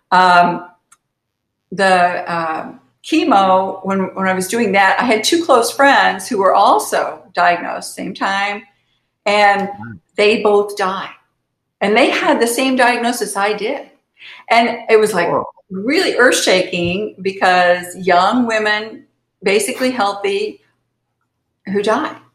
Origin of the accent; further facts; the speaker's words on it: Kansas, United States; I was born in Kansas